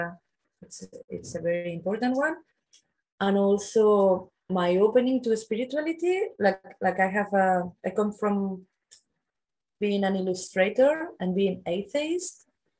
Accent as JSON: {"language": "English", "town": "Barcelona", "region": "Catalonia", "country": "Spain", "also_born_or_lived": "Australia / New Zealand", "said": "I'm from the Mediterranean, like I'm from Barcelona, and it's very sunny here all year long."}